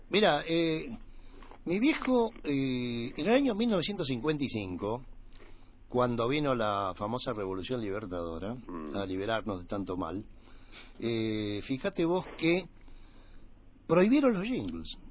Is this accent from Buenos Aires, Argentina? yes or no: yes; Buenos Aires, Argentina; Nací acá en Capital Federal